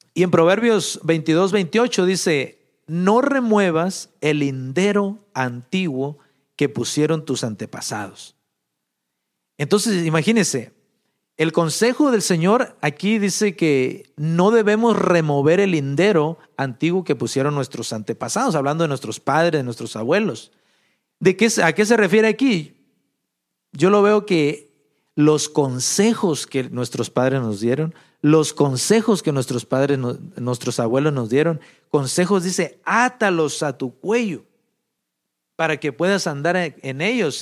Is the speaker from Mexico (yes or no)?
yes; Mexico; moved away; Allá en México, de donde, de donde yo soy, de un rancho por allá